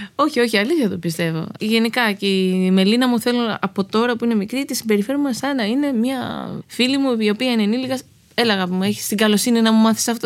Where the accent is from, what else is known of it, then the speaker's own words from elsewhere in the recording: Greece; moved away as an adult; also born or lived in Los Angeles / New York / Arcadia; now in Spetses, Greece; είμαι Ελληνίδα